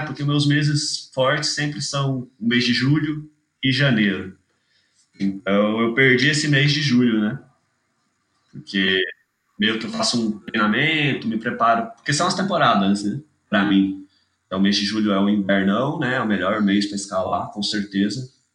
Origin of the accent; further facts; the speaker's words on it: Itajubá, Minas Gerais, Brazil; also born or lived in Manaus, Amazonas, Brazil; sou de Manaus, mudei pra Itajubá com 9 anos, 10 anos, não lembro exatamente. Porque minha família inteira, na real, é daqui do sul de Minas